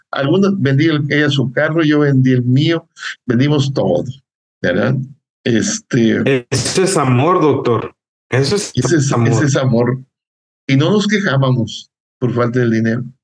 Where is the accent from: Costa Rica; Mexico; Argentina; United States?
Mexico; Morelos; Somos de Morelos nosotros.